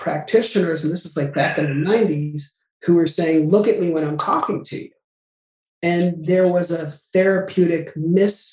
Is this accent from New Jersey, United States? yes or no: no; Albuquerque, New Mexico, United States; I grew up in Albuquerque, New Mexico